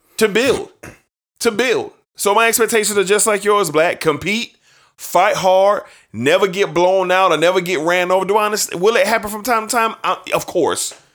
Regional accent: Jacksonville, Florida, United States; my hometown team, and I love the Jacksonville Jaguars

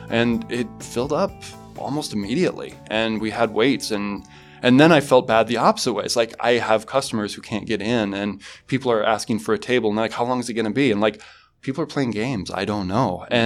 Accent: Mason City, Iowa, United States; also born or lived in Fresno, California; I was born in Fresno, California, but I spent most of my years growing up in Mason City, Iowa.

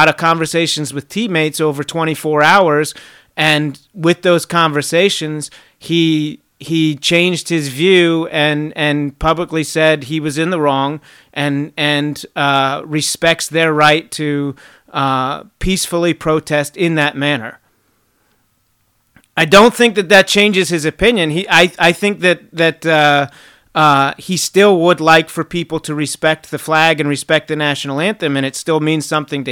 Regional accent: Fort Bragg, North Carolina, United States; I was born in Fort Bragg

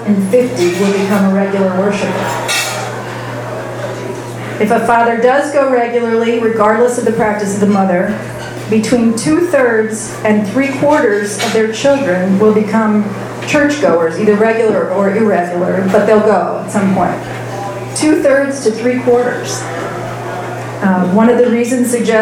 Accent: Fort Wayne, Indiana, United States; I grew up in Fort Wayne, Indiana.

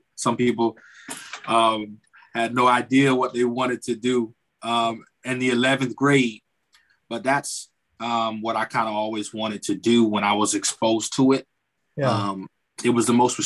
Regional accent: Miami, Florida, United States; now in Tallahassee, United States; I'm originally born and raised in Miami, Florida

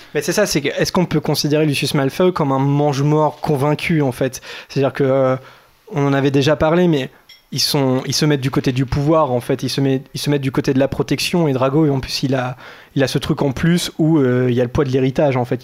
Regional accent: France; nous sommes français

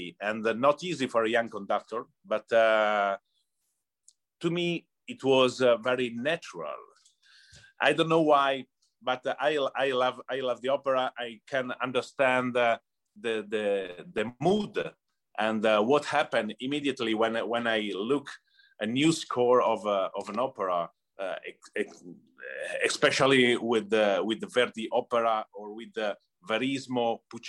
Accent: Cremona, Lombardy, Italy; English is a second language; moved away as an adult; now in Detroit, United States; I grew up in Cremona. Cremona is a little town in North Italy, close to Milan

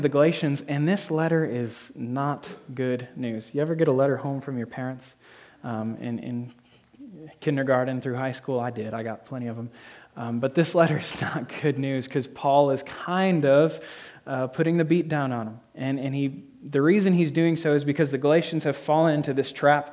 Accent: Whitehall, New York, United States; also born or lived in Rutland, Vermont; I've lived in the Northeast all my life. I was born in Rutland, Vermont, raised in Whitehall, New York

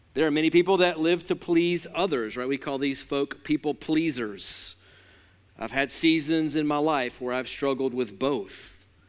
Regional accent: Alabama, United States; I'm from Alabama

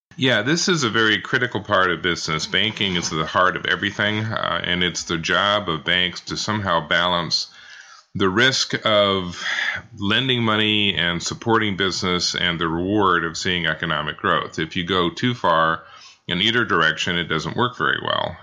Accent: Kansas City, United States; I grew up in Kansas City, Missouri, in Kansas City, Kansas. Uh, have been, lived here all my life, so it is definitely hometown.

